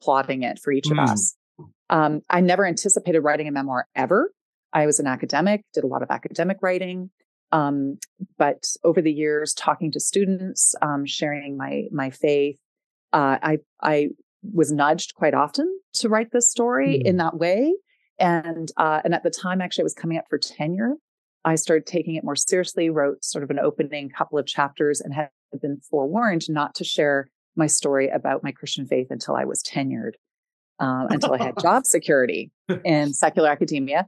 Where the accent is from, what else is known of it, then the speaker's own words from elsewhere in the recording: Canada; moved away as an adult; also born or lived in Oxford, England; now in United States; I grew up in Canada and studied in England at Oxford University